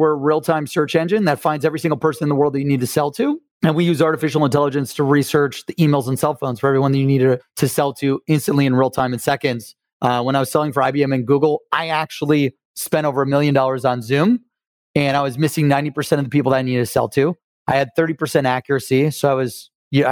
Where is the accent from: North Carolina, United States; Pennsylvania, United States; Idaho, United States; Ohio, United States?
Ohio, United States; Akron; also born or lived in Cleveland; I'm from Cleveland in Akron